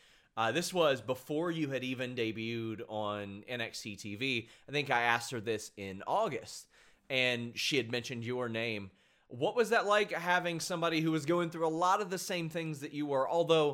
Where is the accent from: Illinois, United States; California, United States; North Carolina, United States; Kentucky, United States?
Kentucky, United States; I'm from Kentucky